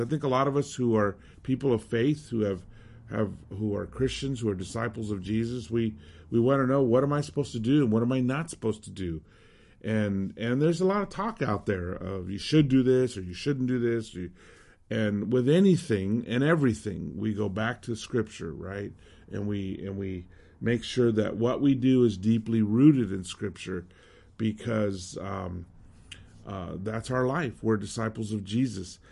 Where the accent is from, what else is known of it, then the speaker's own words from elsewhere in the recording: Southwest, United States; moved away as an adult; also born or lived in Mexico City; growing up in the Southwest, Hispanic